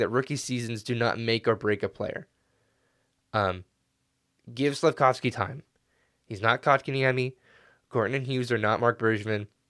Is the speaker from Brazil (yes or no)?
no; Canada; as a Canadian